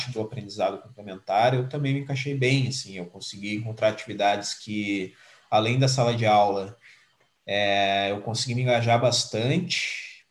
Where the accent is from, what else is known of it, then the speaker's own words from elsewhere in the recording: Pelotas, Rio Grande do Sul, Brazil; now in Porto Alegre, Brazil; eu tenho aí 27 anos, sou nascido, criado, formado em Pelotas. Hoje eu trabalho em Porto Alegre